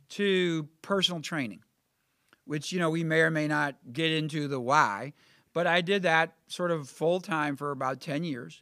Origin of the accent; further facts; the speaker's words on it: Millstadt, Illinois, United States; also born or lived in Columbia, Missouri; now in Carbondale, United States; I grew up in Millstot